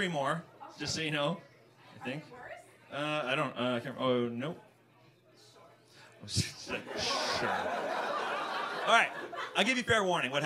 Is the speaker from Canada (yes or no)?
yes; Vancouver, British Columbia, Canada; moved away as an adult; now in Toronto, Canada; I'm from Vancouver, and I've been living here for the last 4 years.